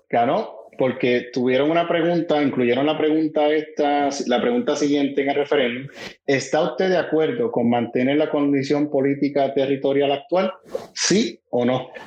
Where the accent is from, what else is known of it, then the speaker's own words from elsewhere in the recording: Puerto Rico; moved away; nosotros como puertorriqueños